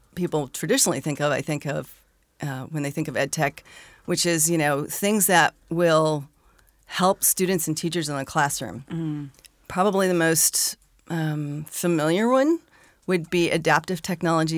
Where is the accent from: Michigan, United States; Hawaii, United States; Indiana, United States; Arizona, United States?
Arizona, United States; I grew up in Arizona.